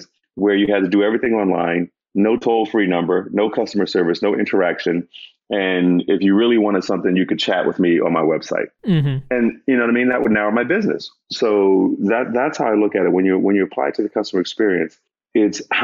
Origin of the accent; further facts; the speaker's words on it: Northeast, United States; I'm from the Northeast